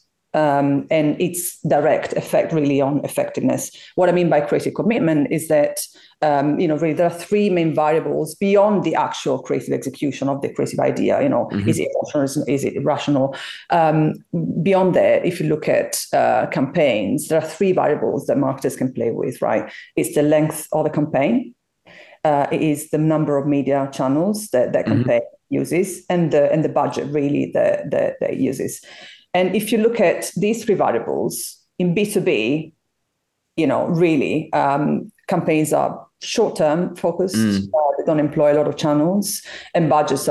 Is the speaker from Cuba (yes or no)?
no; Italy; moved away as an adult; now in London, United Kingdom; I'm originally from Italy, you know, moved over to London 14 years ago